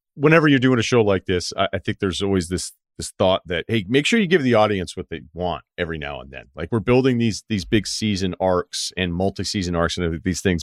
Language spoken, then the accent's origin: English; Massachusetts, United States; I'm from Massachusetts.